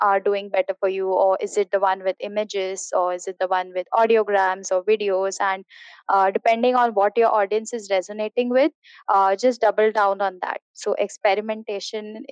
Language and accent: English; India; I am from India